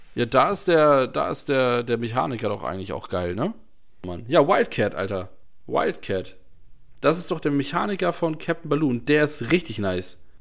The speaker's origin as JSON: {"language": "German", "region": "Northern Germany", "country": "Germany", "said": "ich bin ja auch Norddeutscher"}